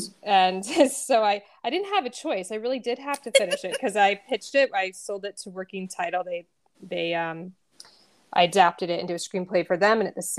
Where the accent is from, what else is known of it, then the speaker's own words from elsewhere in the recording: Knoxville, Tennessee, United States; growing up in Knoxville, Tennessee, my friend Molly was like that person who knew, you know, we were at each other's homes every weekend.